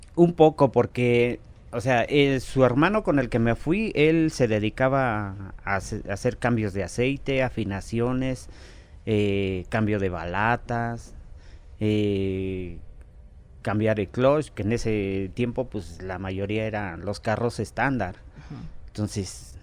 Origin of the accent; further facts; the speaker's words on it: Mexico; also born or lived in Xonacatlán, State of Mexico; como mexicano